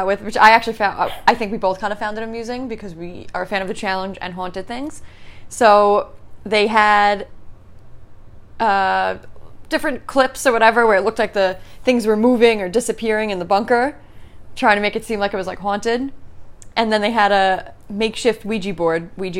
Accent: Staten Island, New York, United States; AKA I'm from Staten Island, which we're from Staten Island.

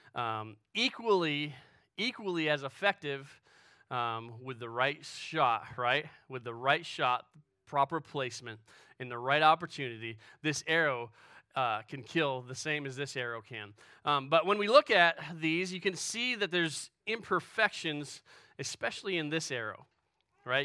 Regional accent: Western New York, United States; moved away as an adult; also born or lived in Pennsylvania / Illinois; I grew up in Western New York

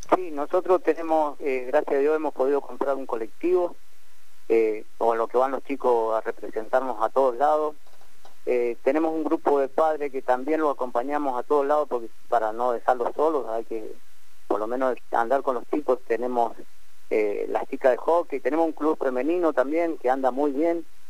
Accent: Mendoza, Argentina; moved away as an adult; now in Rincón de los Sauces, Argentina; yo soy nacido en Mendoza

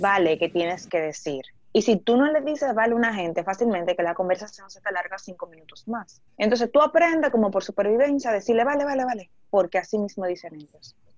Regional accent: Dominican Republic; moved away as an adult; now in Spain

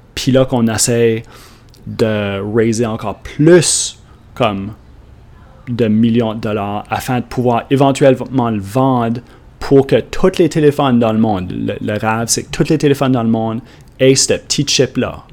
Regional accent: Canada; accent: Acadian; comme parler acadien. C'est moi qui l'ai enregistré, ça c'est mon accent

